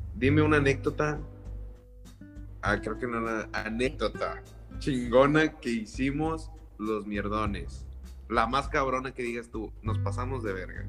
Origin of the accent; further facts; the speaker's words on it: Valle Hermoso, Tamaulipas, Mexico; moved away as an adult; now in Monterrey, Mexico; soy de Vallehermosa, Tamaulipas.